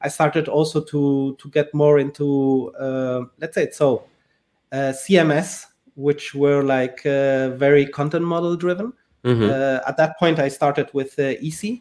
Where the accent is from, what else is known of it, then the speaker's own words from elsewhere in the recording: Spain; I was born in Spain, so I'm originally from Spain, but from a family mixed Spanish, mixed Liechtensteiner